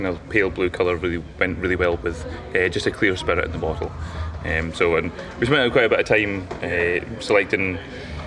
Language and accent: English; Bruichladdich, Scotland, United Kingdom; I grew up on Ile and I grew up round the Feis and the distilleries and things like that in Bracladi.